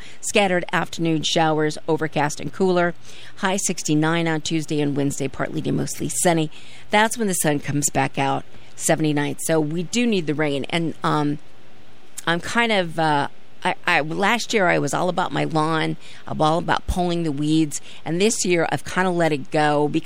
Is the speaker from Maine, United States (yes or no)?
no; California, United States; now in Norwich, United States; As a Californian